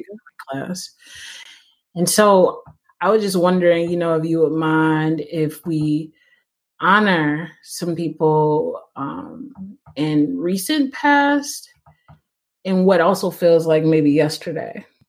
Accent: United States; I grew up pretty pretty poor. I'm an American

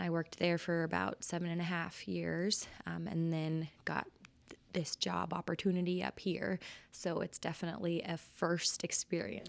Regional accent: Oklahoma, United States; moved away as an adult; also born or lived in California / Indiana / Illinois; now in Billings, United States; I'm from Oklahoma

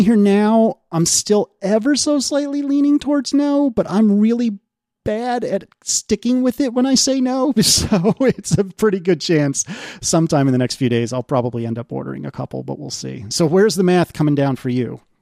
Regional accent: United States; I'm an American

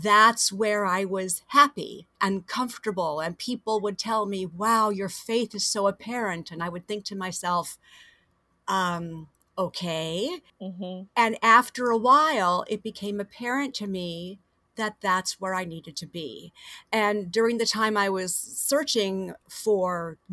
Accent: Fort Myers, Florida, United States; also born or lived in Miami, Florida; I was born in Miami, and I grew up about 2.5 hours south of here in Fort Myers

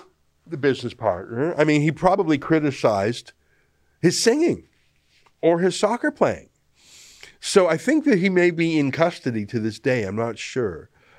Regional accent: Dnipro, Dnipropetrovsk Oblast, Ukraine; You know, I'm from Russia. I told you. I'm from Dnipro. It's actually from Ukraine.

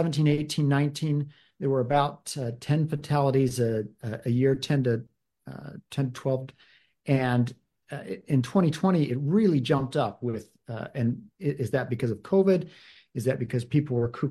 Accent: Davis County, Utah, United States; I'm from Davis County. I was city council member and mayor of Centerville

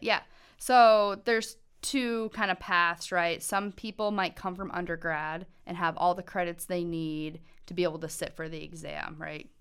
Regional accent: Montana, United States; I was born and raised in Montana

